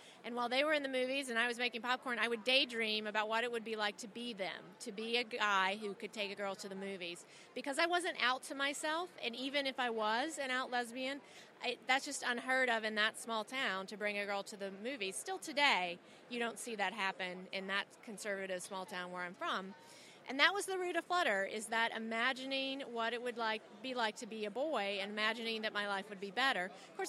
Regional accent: Salisbury, North Carolina, United States; now in Boston, United States; I currently live in Boston. I grew up in Salisbury, North Carolina

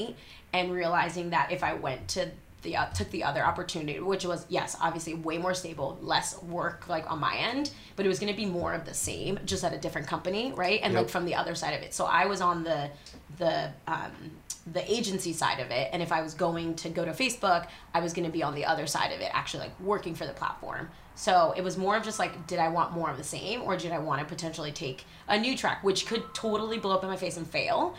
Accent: New York, United States; moved away as an adult; also born or lived in Los Angeles; now in San Diego, United States; I'm originally from New York. I moved out to the West Coast like 5 or 6 years ago.

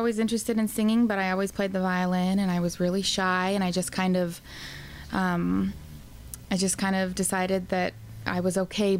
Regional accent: Billings, Montana, United States; Billings, Montana.

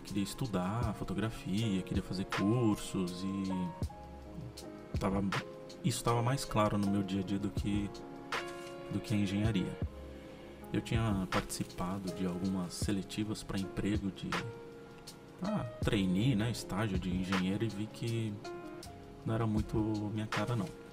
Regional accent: São José dos Campos, São Paulo, Brazil; E durante a infância aqui em São José foi muito legal.

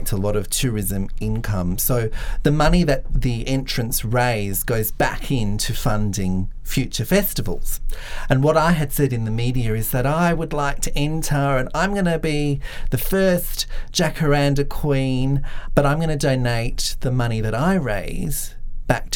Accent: Grafton, New South Wales, Australia; now in Canberra, Australia; I grew up in Grafton. I spent most of my life in Grafton.

